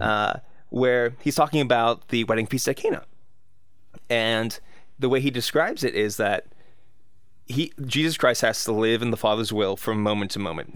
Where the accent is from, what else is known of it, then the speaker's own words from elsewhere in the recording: United States; I'm American